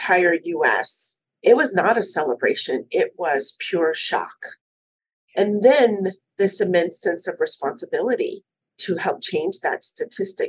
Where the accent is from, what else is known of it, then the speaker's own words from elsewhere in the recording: California, United States; I was born and raised in California